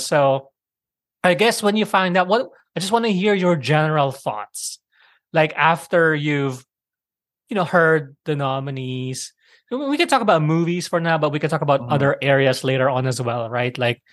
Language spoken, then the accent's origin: English; Philippines; I grew up in the Philippines